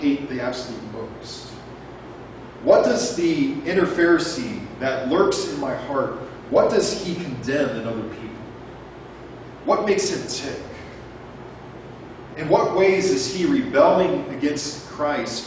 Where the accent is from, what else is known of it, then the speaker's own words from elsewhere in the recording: Arizona, United States; my hometown church